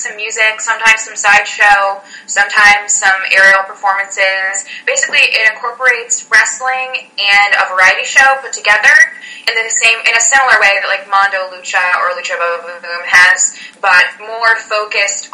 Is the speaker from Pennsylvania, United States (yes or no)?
yes; Pennsylvania, United States; also born or lived in Detroit; We're both from Pennsylvania.